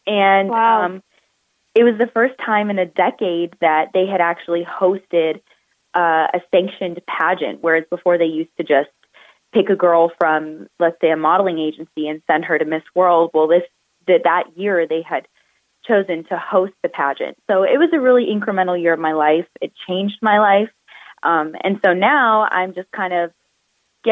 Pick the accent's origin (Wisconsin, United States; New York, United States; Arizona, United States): Arizona, United States; Phoenix; I come from Phoenix, Arizona